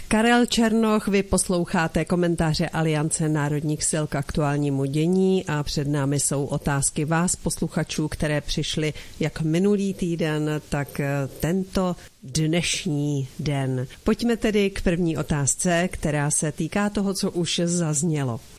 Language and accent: Czech; Czechia; mé rodné zemi